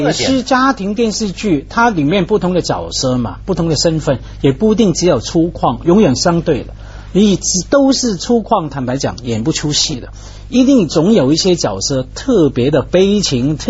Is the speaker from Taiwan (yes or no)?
no; China; 我们中国人一坐下来，先弄好地位高低、辈分高低、角色